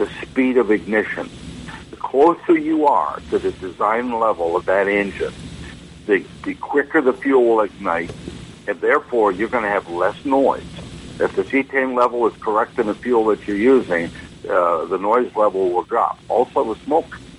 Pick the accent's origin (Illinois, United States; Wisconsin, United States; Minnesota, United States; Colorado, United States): Wisconsin, United States; moved away; I'm from Wisconsin originally, and up there it gets quite cold